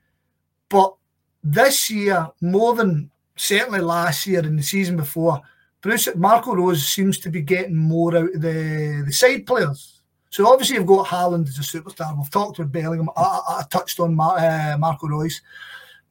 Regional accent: Scotland, United Kingdom; as a Scottish football fan

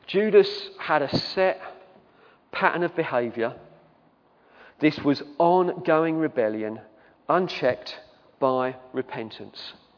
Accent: England, United Kingdom; we're English.

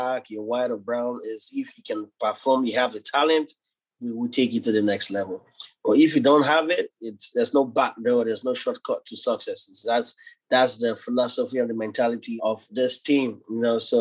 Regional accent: Nigeria; now in United States; growing up in Africa, a lot of obstacles I faced

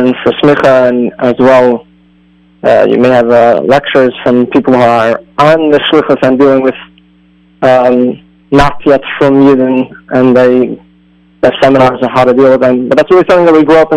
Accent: Cleveland, Ohio, United States; I grew up in Cleveland, Ohio

